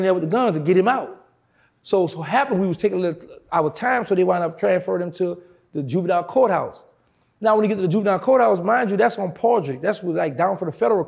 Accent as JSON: {"language": "English", "town": "New Orleans", "region": "Louisiana", "country": "United States", "said": "I'm from New Orleans"}